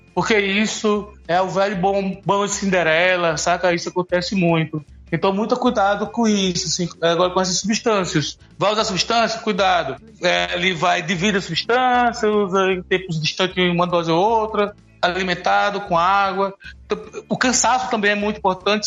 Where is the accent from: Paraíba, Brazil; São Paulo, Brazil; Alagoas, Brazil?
Alagoas, Brazil; eu sou alagoano